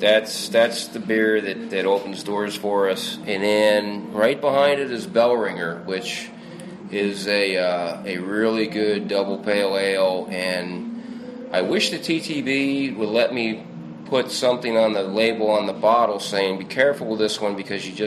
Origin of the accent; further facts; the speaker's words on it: New Jersey, United States; I can talk like I'm from New Jersey if I need to, but I don't need to.